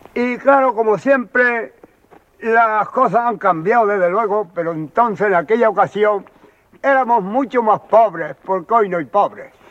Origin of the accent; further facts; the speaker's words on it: Albuñol, Andalusia, Spain; yo nací en Albuñol